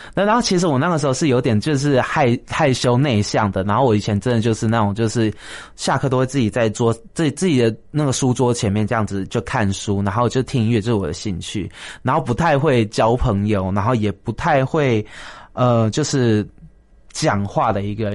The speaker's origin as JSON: {"language": "Chinese", "country": "Taiwan", "tie": "born or raised there", "said": "台湾就是我的家乡嘛"}